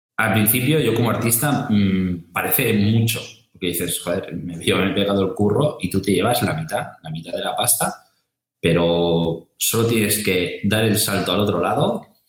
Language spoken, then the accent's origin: Spanish; Santa Coloma de Gramenet, Catalonia, Spain; en Santa Coloma, de donde soy yo